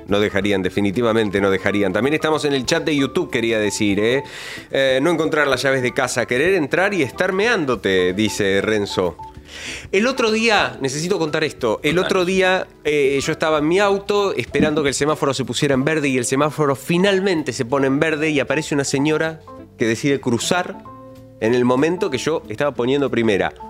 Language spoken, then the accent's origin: Spanish; Ituzaingó, Buenos Aires Province, Argentina; Cuando salí de Ituzaingó y me vine a estudiar a Éter